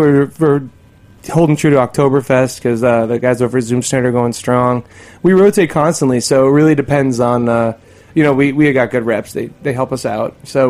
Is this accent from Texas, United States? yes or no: no; north of Boston, Massachusetts, United States; moved away; I'm from Massachusetts, or I grew up north of Boston, and it's very different there.